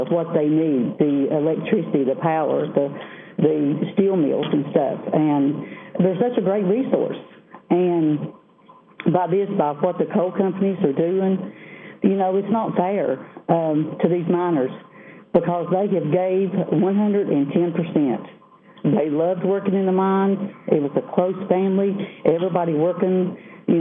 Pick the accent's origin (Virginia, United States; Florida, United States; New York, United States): Virginia, United States; Southwest; I am from Southwest Virginia.